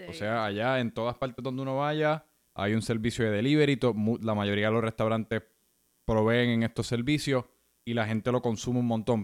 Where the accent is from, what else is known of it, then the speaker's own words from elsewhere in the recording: Puerto Rico; mi experiencia creciendo en Puerto Rico